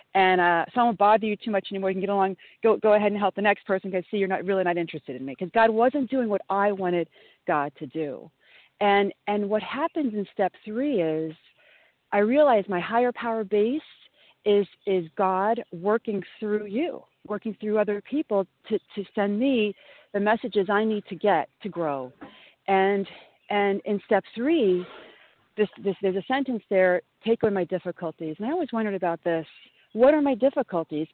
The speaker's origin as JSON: {"language": "English", "region": "Southern Illinois", "country": "United States", "tie": "born or raised there", "moved": "yes", "lives_now": "New York, United States", "said": "I grew up in Southern Illinois"}